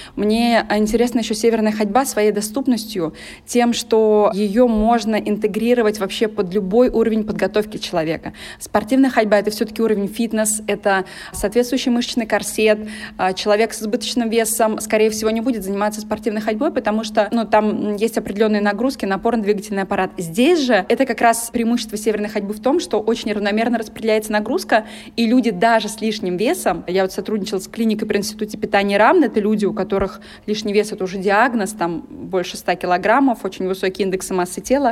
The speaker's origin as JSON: {"language": "Russian", "town": "Saransk", "region": "Mordovia", "country": "Russia", "moved": "as an adult", "lives_now": "Moscow, Russia", "said": "я из Саранска сама"}